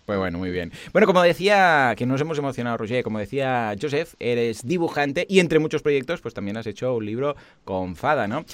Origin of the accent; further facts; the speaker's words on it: Mataró, Catalonia, Spain; also born or lived in Barcelona; yo soy de Mataró